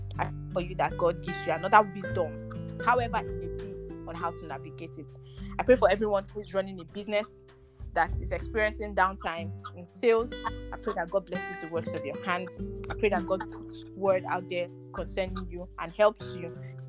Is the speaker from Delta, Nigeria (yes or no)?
no; Rivers State, Nigeria; Oh, I'm from River State. I'm from River State.